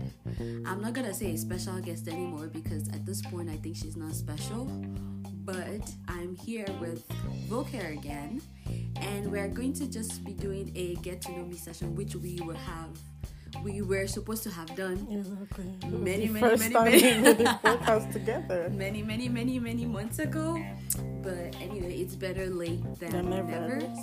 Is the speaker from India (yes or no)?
no; Abuja, Federal Capital Territory, Nigeria; also born or lived in Ijebu-Ode, Ogun State, Nigeria; I was raised in Abuja for at least 14 years of my life